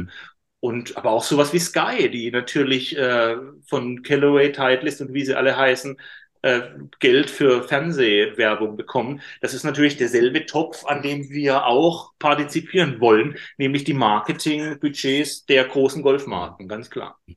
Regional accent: Karlsruhe, Baden-Württemberg, Germany; in Karlsruhe, in meiner Heimatstadt

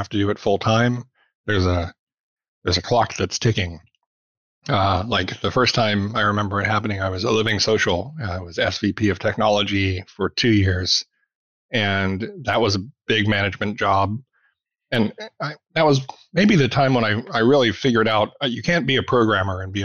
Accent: Arkansas, United States; moved away as an adult; also born or lived in Memphis, Tennessee / Kentucky / India / Colorado; I grew up in Arkansas

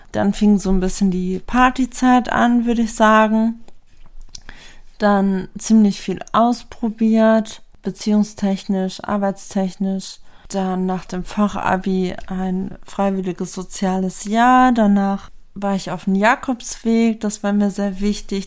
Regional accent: Lemgo, North Rhine-Westphalia, Germany; ich bin hier aufgewachsen in Lemgo

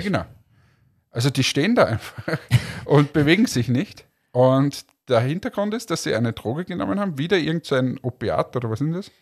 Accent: Austria; ich zum Beispiel als Österreicher, wenn die wirklich Vorarlbergerisch reden, ich wahrscheinlich auch nichts verstehe

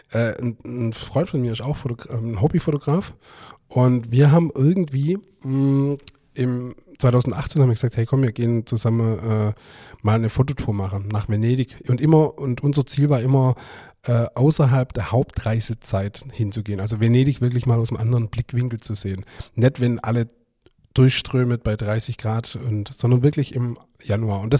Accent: Stuttgart, Baden-Württemberg, Germany; born there; aber ich bin ja in Stuttgart geboren.

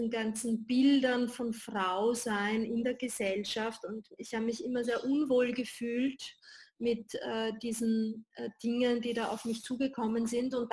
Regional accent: Vienna, Austria; born there; Äh, ich bin hier in Wien geboren und lebe auch hier.

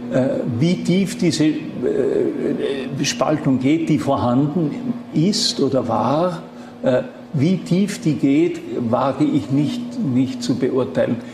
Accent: Schruns, Vorarlberg, Austria; Ich bin in Schons aufgewachsen

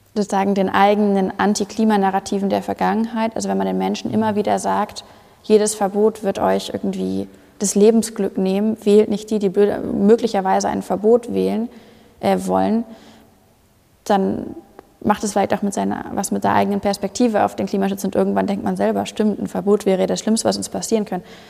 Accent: Hamburg, Germany; Ich komme aus, komm aus Hamburg, das heißt, bei mir hört man nicht so wahnsinnig viel raus

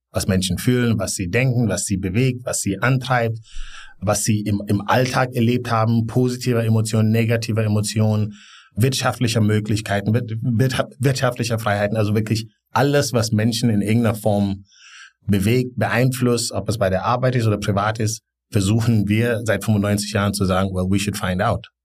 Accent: Gambia; also born or lived in Bonn, Germany; now in Berlin, Germany; ich bin in Gambia aufgewachsen

